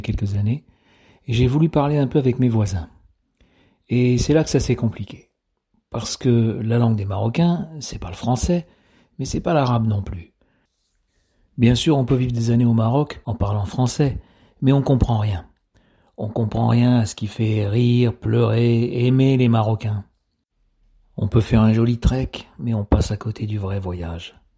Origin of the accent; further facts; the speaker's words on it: France; je suis français